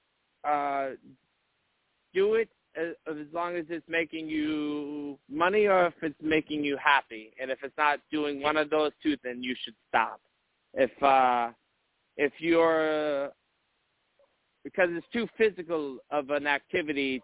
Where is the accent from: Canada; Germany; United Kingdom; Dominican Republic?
Germany; Munich, Bavaria; also born or lived in eastern North Carolina; now in North Carolina, United States; I'm from Munich, Germany, but I've lived in eastern North Carolina for a couple of years now